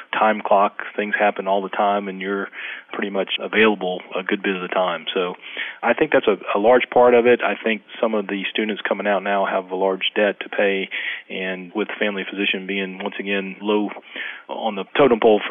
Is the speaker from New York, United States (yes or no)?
no; Jacksonville, Florida, United States; now in Brooklet, Georgia, United States; I grew up in Jacksonville, Florida